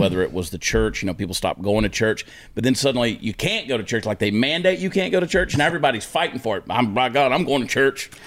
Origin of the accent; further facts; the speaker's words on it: Augusta, Georgia, United States; Augusta, Georgia, you know that's where I grew up. That's my hometown, Westside High School, class of nineteen ninety-one.